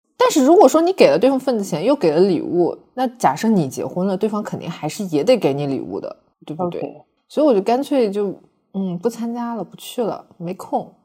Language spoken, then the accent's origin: Chinese; China; 我觉得我们中国人，我们老中国人就是特别地含蓄